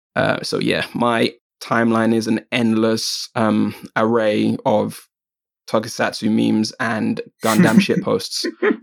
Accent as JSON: {"language": "English", "country": "United Kingdom", "said": "I am a Jamaican British otaku."}